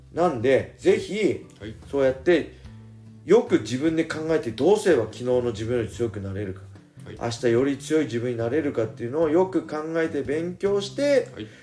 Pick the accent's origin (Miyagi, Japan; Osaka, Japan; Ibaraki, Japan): Ibaraki, Japan; Tsuchiura; 基本は自分の地元の、まあ、茨城県土浦市の